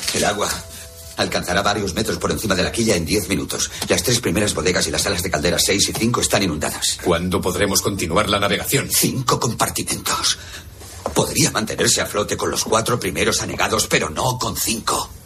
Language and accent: Spanish; Spain; para los que vivimos y somos de España